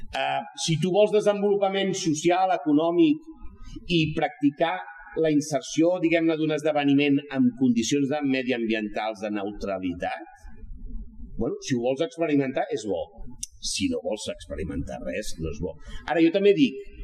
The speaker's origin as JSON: {"language": "Catalan", "region": "Catalonia", "country": "Spain", "said": "ho defenso com a català"}